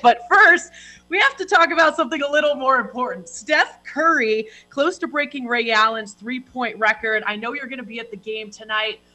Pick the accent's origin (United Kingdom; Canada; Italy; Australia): Canada; I'm Canadian